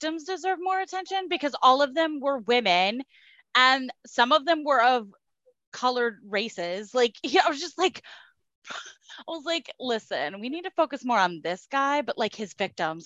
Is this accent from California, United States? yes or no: no; Kansas, United States; I grew up in Kansas.